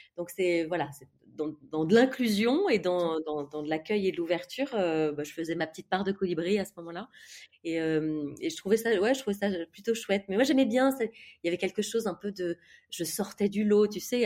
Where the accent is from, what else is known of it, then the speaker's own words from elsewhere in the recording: Ville-d'Avray, Île-de-France, France; also born or lived in Toulon; j'ai grandi dans le 92, dans les Hauts-de-Seine, en banlieue